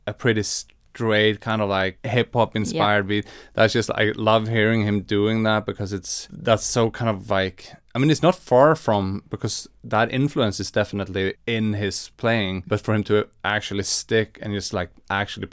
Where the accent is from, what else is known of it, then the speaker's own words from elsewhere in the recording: Swedish West Coast, Sweden; And we're both from the Swedish West Coast.